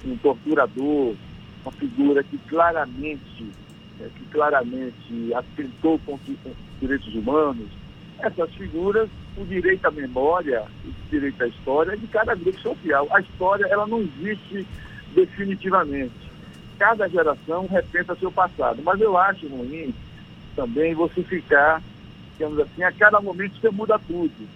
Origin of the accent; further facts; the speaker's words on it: Recôncavo, Bahia, Brazil; now in Vitória da Conquista, Brazil; eu sou aqui de Vitória da Conquista, mas eu sou filho aí do Recôncavo